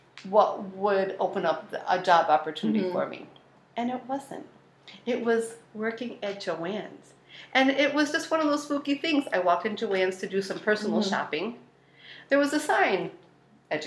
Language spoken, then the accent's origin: English; Elma, New York, United States; I grew up in Elma